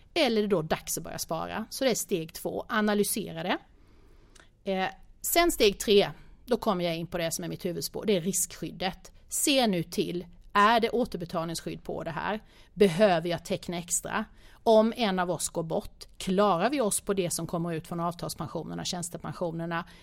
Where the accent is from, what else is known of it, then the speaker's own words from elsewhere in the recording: Småland, Sweden; jag kommer ju från Småland, vi, bo, vi bor ganska billigt i det lilla samhället där jag bor